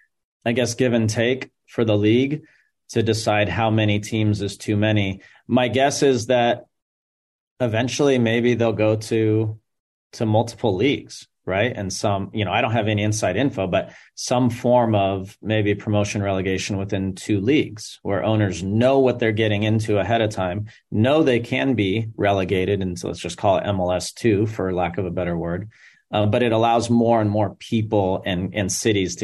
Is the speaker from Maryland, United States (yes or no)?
no; Southern California, United States; I grew up in Southern California